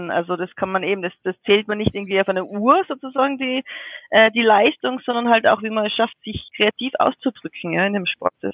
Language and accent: German; Innsbruck, Tyrol, Austria; Aber ähm, also ich bin ja aus Innsbruck in, in den Bergen, in Tirol.